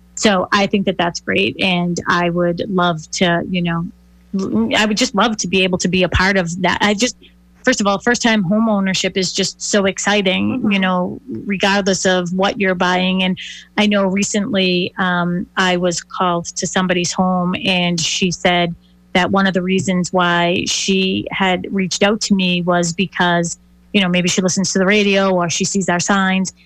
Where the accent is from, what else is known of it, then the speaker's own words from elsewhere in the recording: Boston, Massachusetts, United States; I grew up in the city. I grew up in Dorchester